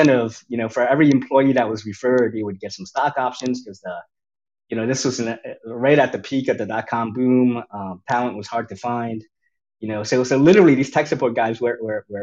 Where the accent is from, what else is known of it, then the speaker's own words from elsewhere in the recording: New York City, New York, United States; I grew up in New York City, in Chinatown, in the midst of that urban jungle.